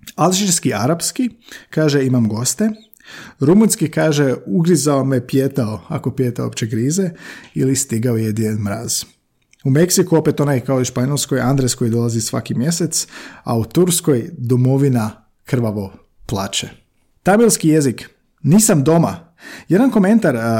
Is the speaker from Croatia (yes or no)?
yes; Slavonia, Croatia; tako govore u Slavoniji odakle sam ja